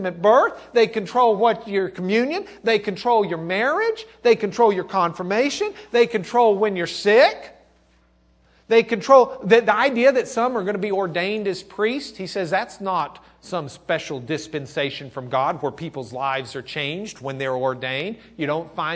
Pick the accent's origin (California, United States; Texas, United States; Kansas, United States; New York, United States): Texas, United States; Lubbock; I'm from Lubbock